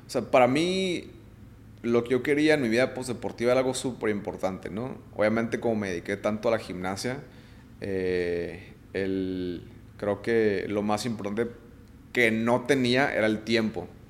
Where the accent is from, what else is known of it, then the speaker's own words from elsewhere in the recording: Mexico; yo como atleta mexicano